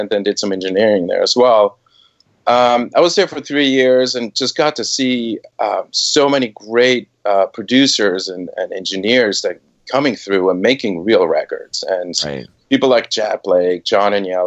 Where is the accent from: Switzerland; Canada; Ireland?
Switzerland; moved away as an adult; also born or lived in Boston / New York / San Francisco Bay Area; I was born and raised in Switzerland